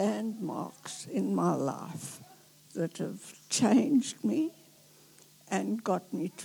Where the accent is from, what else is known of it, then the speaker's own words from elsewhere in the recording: South Africa; moved away as an adult; now in New Zealand; I was born in South Africa.